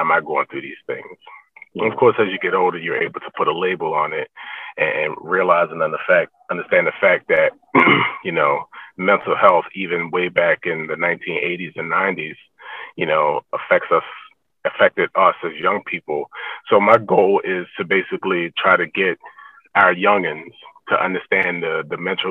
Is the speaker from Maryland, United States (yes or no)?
yes; Annapolis, Maryland, United States; I grew up in Annapolis, Maryland